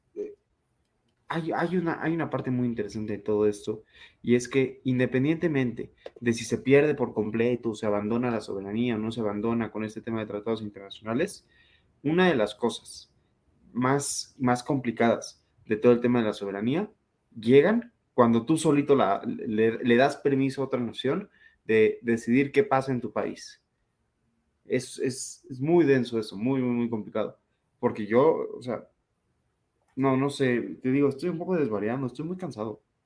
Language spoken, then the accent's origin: Spanish; Mexico; yo soy ciudadano mexicano